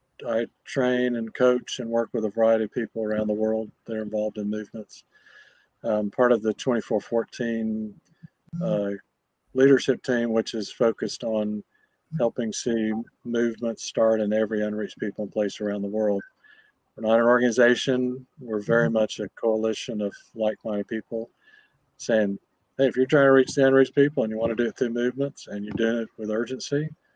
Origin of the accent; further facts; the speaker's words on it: Indonesia; born there; I was born in Indonesia. My parents were gospel workers there.